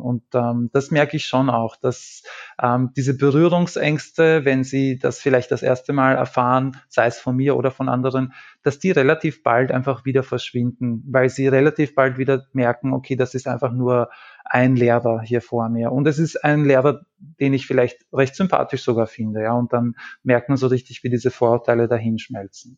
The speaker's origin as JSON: {"language": "German", "region": "Lower Austria", "country": "Austria", "tie": "born or raised there", "moved": "as an adult", "lives_now": "Vienna, Austria", "said": "ich habe vor zehn Jahren maturiert ähm, und ich, es war jetzt nicht so, dass das damals ähm, bei uns in Niederösterreich"}